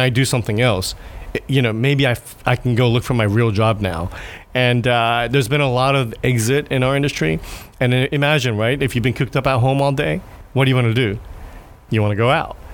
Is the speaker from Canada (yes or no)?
no; Japan; I'm from Japan